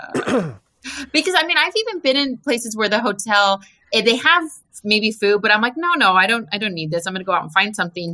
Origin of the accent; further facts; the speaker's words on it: United States; we're American